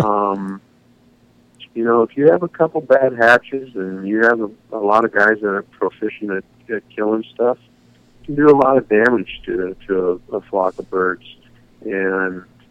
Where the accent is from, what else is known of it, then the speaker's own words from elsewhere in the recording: Boise, Idaho, United States; also born or lived in Fond du Lac, Wisconsin; now in Washington, United States; my folks moved us to Boise, Idaho, when I was in the fifth grade